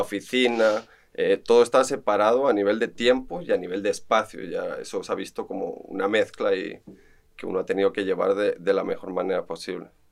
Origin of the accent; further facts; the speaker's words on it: Barcelona, Catalonia, Spain; moved away as an adult; now in Costa Rica; estuve formándome en Barcelona, soy español, arquitecto de profesión